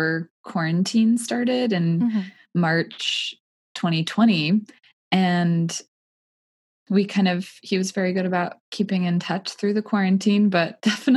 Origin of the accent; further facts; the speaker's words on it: Washington, United States; moved away as an adult; also born or lived in Southern California; now in Joshua Tree, United States; from Washington State and then started living in Southern California. And now I'm in Joshua Tree, California